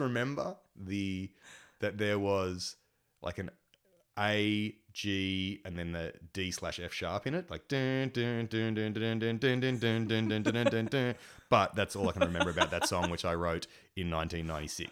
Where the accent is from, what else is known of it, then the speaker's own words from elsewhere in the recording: Engadine, New South Wales, Australia; in Engadine where I grew up